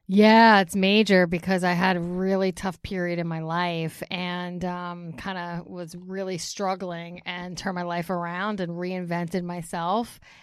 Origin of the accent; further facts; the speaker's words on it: Bergenfield, New Jersey, United States; also born or lived in Ramsey, New Jersey; I grew up in Bergen County in Bergenfield.